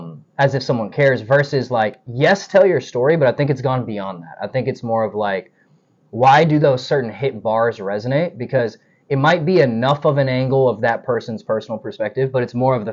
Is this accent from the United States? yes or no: yes; the South, United States; all I can tell you is I'm proud to say I was raised in the South.